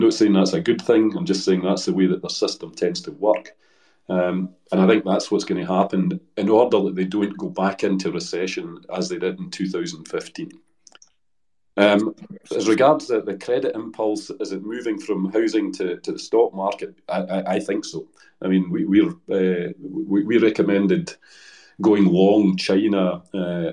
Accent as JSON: {"language": "English", "town": "Dumbarton", "region": "Scotland", "country": "United Kingdom", "also_born_or_lived": "Hong Kong", "moved": "as an adult", "said": "My family come from Dumbarton"}